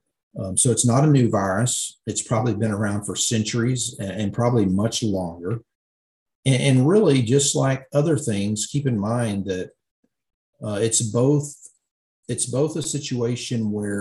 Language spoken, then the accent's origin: English; Illinois, United States; In my home state